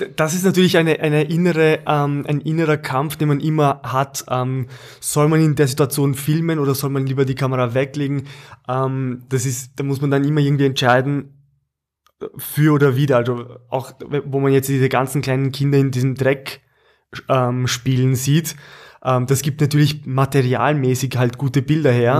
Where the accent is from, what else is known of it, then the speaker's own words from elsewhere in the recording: Austria; beziehungsweise Oberösterreich bei uns in Österreich